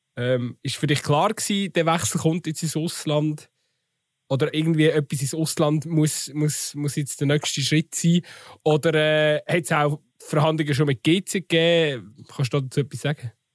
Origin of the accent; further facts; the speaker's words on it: Switzerland; bei uns in der Schweiz